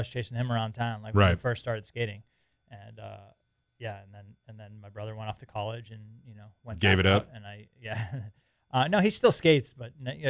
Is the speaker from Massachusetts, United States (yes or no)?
yes; Boston, Massachusetts, United States; moved away; also born or lived in California; Born and raised in Boston.